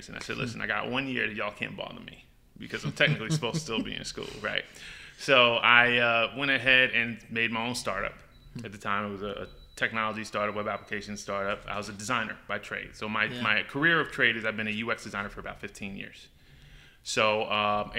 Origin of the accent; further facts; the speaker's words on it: New York City, New York, United States; also born or lived in North Carolina; I grew up in New York. I grew up in Brooklyn and probably spent my formative years in the Bronx, North Bronx, Co-op City